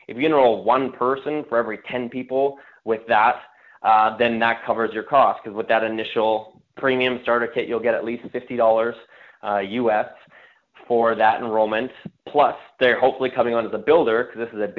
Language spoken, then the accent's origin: English; Canada; I'm from Canada